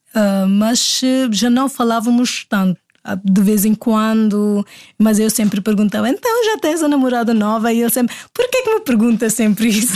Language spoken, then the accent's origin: Portuguese; Delhi, India; Portuguese is a second language; moved away as an adult; now in Portugal; eu sou indiana. Eu sou da Delhi, Índia.